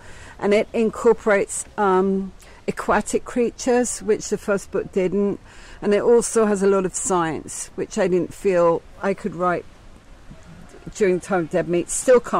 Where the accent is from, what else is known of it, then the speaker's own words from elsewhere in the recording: England, United Kingdom; I am from England